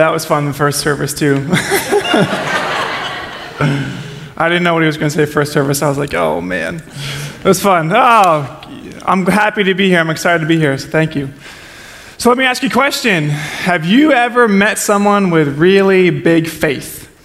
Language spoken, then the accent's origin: English; New Jersey, United States; I'm from Jersey. We're just judgmental people.